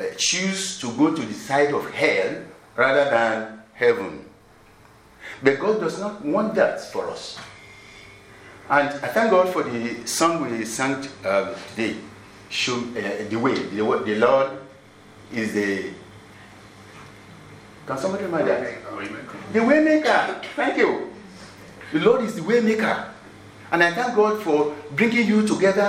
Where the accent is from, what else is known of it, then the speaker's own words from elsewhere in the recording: Nigeria; I'm from Nigeria